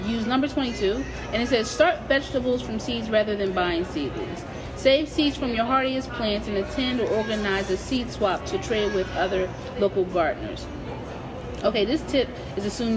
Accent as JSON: {"language": "English", "town": "Camden", "region": "New Jersey", "country": "United States", "tie": "born or raised there", "also_born_or_lived": "Philadelphia, Pennsylvania", "moved": "as an adult", "lives_now": "Iowa, United States", "said": "I was born in Philly, but I lived most of my life in Camden, New Jersey"}